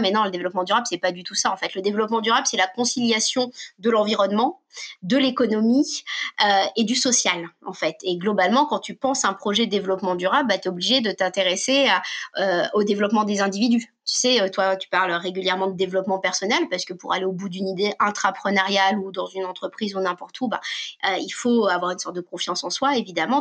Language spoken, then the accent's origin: French; Paris, Île-de-France, France; also born or lived in Normandy; je suis née à Paris, mais j'ai toujours vécu entre deux cultures, à savoir une culture assez parisienne et les pieds à la campagne en permanence